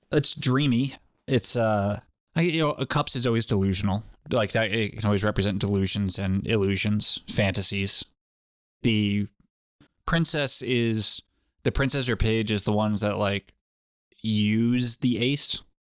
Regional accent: Rhode Island, United States; it was mostly my home state of Rhode Island

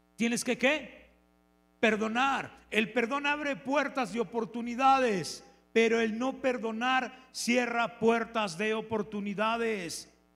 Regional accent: León, Guanajuato, Mexico; Soy de León

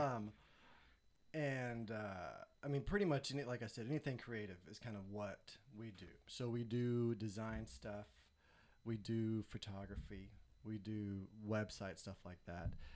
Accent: Nashville, Tennessee, United States; moved away as an adult; now in Columbia, United States; I am from Nashville, Tennessee. Me and my wife are. We moved to Columbia, South Carolina in two thousand nine.

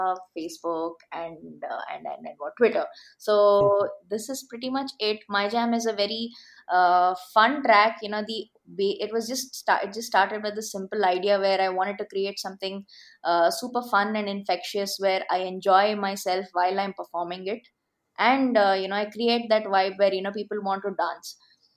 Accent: Bangalore, Karnataka, India; I'm from Bangalore

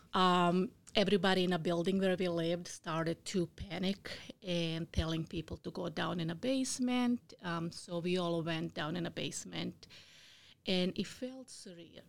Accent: Bosnia & Herzegovina; English is a second language; now in United States; I was born in Bosnia. It used to be Yugoslavia before the war.

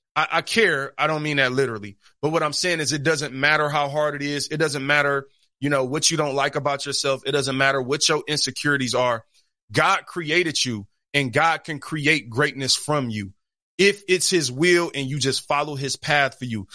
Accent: Detroit, Michigan, United States; I'm from Detroit or I'm from the East Side

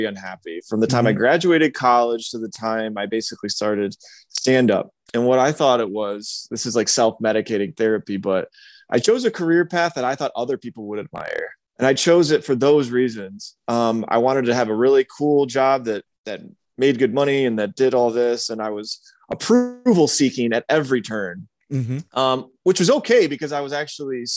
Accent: Michigan, United States; moved away as an adult; also born or lived in Atlanta / Greenville; Michigan, which was my home state

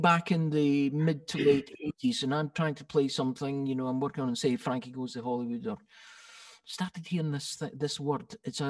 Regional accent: Scotland, United Kingdom; Yes, well, I didn't know I was being Scottish, of course.

